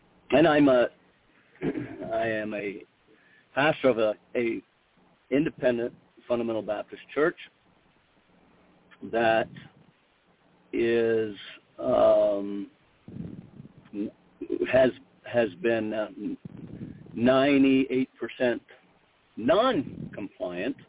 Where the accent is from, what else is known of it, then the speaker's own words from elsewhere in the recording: Canada; moved away as an adult; also born or lived in United States / Minnesota; born Canadian and trained stateside, so I grew up in the Canadian system